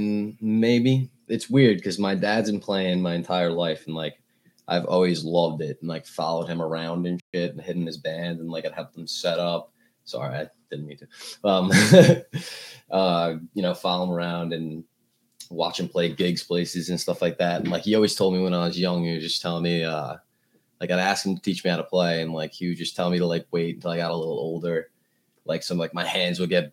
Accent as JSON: {"language": "English", "town": "Oyster Bay", "region": "New York", "country": "United States", "said": "Oyster Bay, Long Island, New York, small town"}